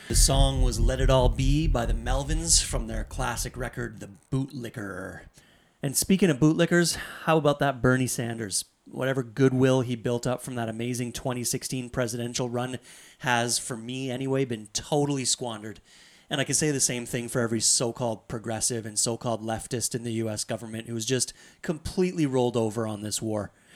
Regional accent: Canada; I'm from Canada

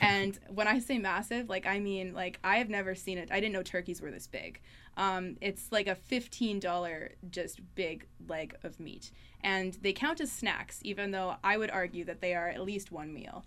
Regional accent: Thompson, Manitoba, Canada; moved away as an adult; I grew up in Thompson. Um, spent 18 years of my life there.

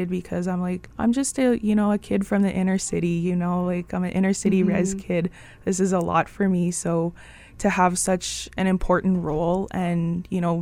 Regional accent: Thompson, Manitoba, Canada; now in Winnipeg, Canada; I grew up in Thompson, Manitoba as well.

